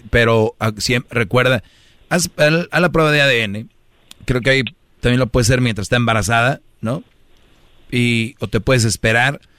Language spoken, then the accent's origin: Spanish; Guatemala; De Guatemala.